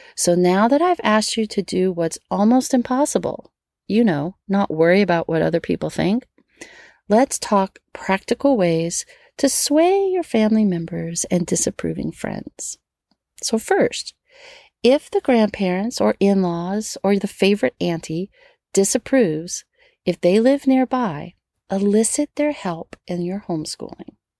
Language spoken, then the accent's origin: English; Metairie, Louisiana, United States; I grew up in Metairie, right outside of New Orleans